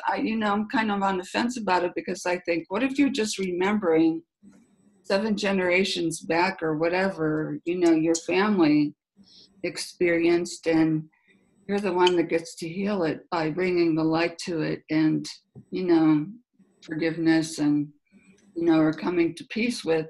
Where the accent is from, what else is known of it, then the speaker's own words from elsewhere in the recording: Pittsburgh, Pennsylvania, United States; moved away; I'm originally from Pittsburgh